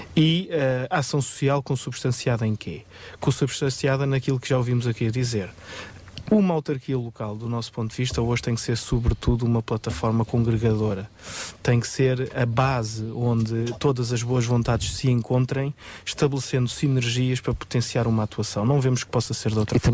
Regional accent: Rio de Mouro, Lisbon, Portugal; da minha terra, de Rio de Moro

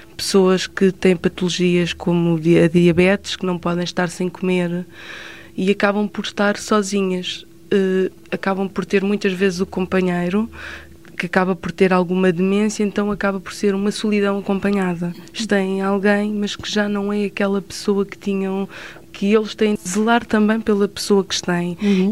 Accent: Sintra, Lisbon, Portugal; eu trabalho aqui em Sintra, nasci em Sintra

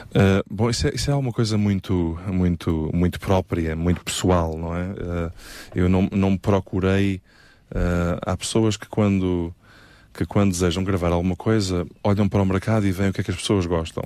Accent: Évora, Alentejo, Portugal; also born or lived in Montemor-o-Novo; nasci no Alentejo, na belíssima cidade de Évora, um, e vivi ali na zona de Monte Moro Novo durante uh, alguns anos

